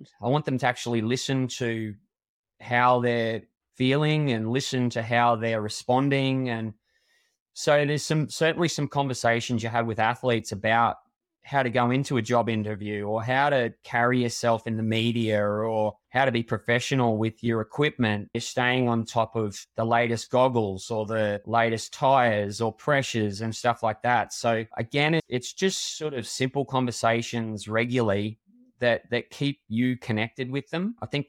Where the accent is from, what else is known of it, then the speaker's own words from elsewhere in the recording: Queensland, Australia; I'm a Queenslander through and through, and they say we've got two heads up here and all that sort of stuff.